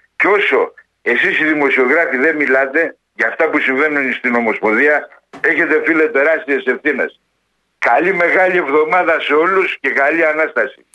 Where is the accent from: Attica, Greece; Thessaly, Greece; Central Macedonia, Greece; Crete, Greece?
Thessaly, Greece; Skopelos; moved away; Εμένα η καταγωγή μου είναι από Σκόπελο και είχα μαγαζιά στη Σκόπελο και είχα καφετέρια